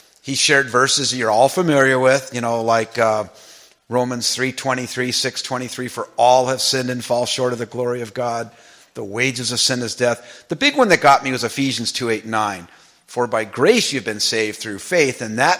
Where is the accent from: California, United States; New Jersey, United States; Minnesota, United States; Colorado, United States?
California, United States; Los Angeles; I grew up in Pacoima, which is not too far from here.